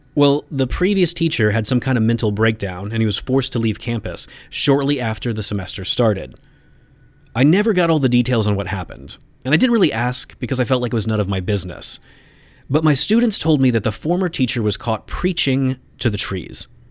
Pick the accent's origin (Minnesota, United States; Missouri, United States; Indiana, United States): Indiana, United States; my home state of Indiana